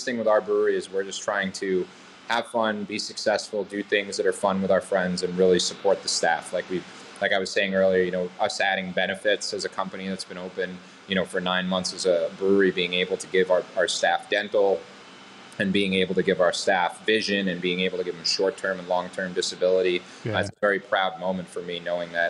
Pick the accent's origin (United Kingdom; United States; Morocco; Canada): United States; Boston, Massachusetts; I grew up in Boston